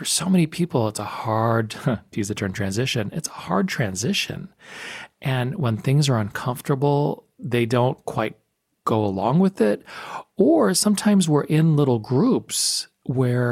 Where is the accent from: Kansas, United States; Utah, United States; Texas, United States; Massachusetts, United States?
Texas, United States; El Paso; I grew up in El Paso, Texas